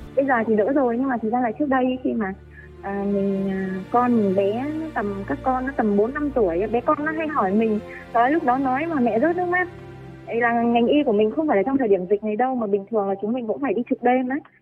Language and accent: Vietnamese; Bac Giang, Vietnam; một người dân bắc giang